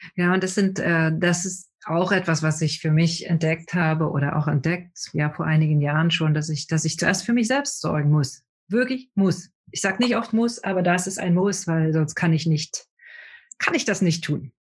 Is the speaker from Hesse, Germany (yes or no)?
no; Brandenburg, Germany; Ich komme aus Brandenburg, da gibt es keine Berge